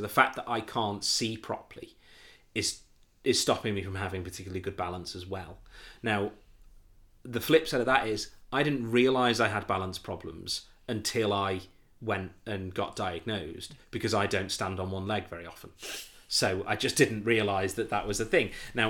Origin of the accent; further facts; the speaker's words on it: North West England, United Kingdom; my friends from where I grew up on here on the Wirral were all home for the Easter weekend